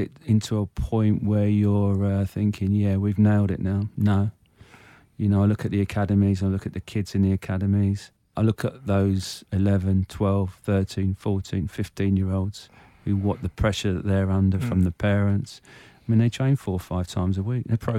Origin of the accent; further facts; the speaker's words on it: Munster, Ireland; Yeah, I mean, I'm Irish. So it's really strange. So I used to go back home to Ireland every summer. Mm. We had a farm in Ireland in County Clare. 100% my blood is Irish.